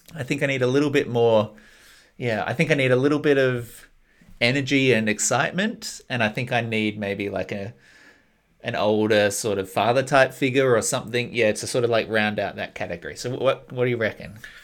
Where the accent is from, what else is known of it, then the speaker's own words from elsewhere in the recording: Australia; moved away as an adult; now in New Zealand; I'm Australian